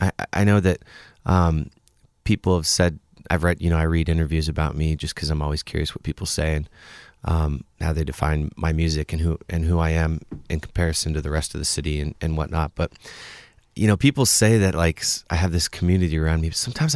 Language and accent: English; Bellingham, Washington, United States; Even Bellingham was like, since I grew up outside of Bellingham, was kind of a bigger place.